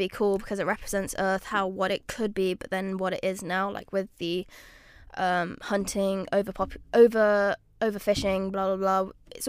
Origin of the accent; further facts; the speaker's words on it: Luxembourg; I'm from Luxembourg.